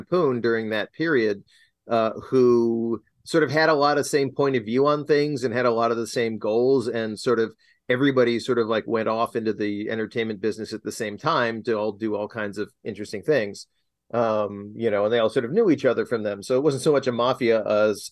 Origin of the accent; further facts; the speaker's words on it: Rochester, New York, United States; moved away as an adult; I'll go back to my hometown for a little while. And it was this is Rochester, New York